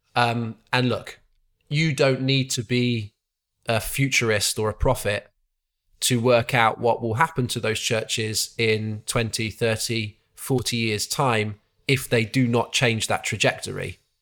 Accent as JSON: {"language": "English", "town": "Exeter", "region": "South West England", "country": "United Kingdom", "tie": "born or raised there", "also_born_or_lived": "Coventry", "moved": "yes", "lives_now": "Malvern, United Kingdom", "said": "the church I was brought up in, uh, which was Isca Church in Exeter, my, my hometown"}